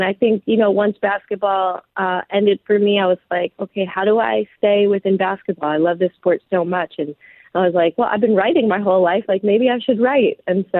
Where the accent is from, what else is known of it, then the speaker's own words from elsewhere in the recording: Los Angeles, California, United States; Yeah, you know, so I'm from Los Angeles, and I was in elementary school